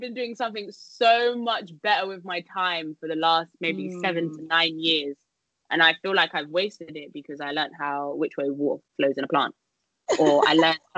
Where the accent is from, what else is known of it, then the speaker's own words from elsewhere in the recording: London, United Kingdom; come back to London, see if I can get a job here, because obviously this is my hometown